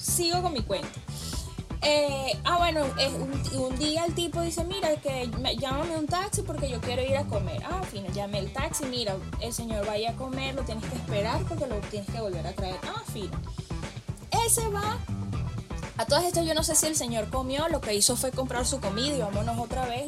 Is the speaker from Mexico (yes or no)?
no; Venezuela; yo como venezolana